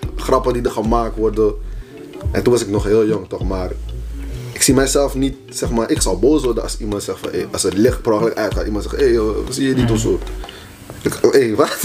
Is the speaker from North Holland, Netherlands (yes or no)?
yes; Haarlem, North Holland, Netherlands; de plek waar ik vandaan kom, waren geen black girls